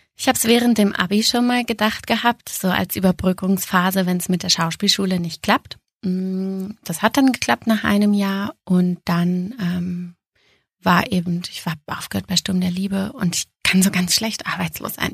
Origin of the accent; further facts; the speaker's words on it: Braunschweig, Lower Saxony, Germany; moved away as an adult; also born or lived in Austria / Munich; mein erstes Engagement ging zurück in die Heimat. Ich komme ja aus Braunschweig